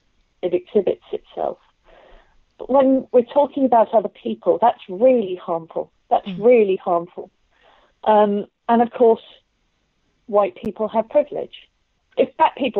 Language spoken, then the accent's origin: English; Luton, East of England, United Kingdom; I grew up in Luton